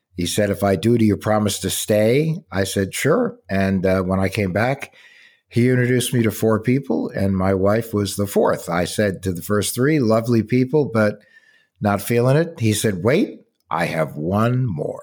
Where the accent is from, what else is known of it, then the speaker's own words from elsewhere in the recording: Warren, New Jersey, United States; also born or lived in Plainfield, New Jersey; now in Arizona, United States; Born in, in Plainfield, New Jersey, raised in Warren